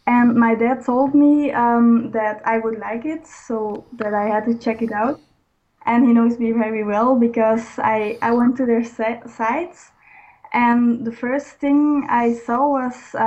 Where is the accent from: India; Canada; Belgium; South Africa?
Belgium; I am a girl from Belgium.